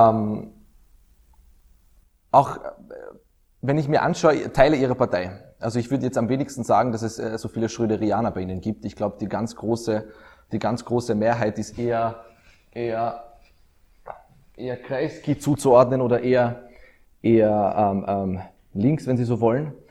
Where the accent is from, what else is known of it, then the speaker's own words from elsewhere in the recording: Austria; Als Österreicher können wir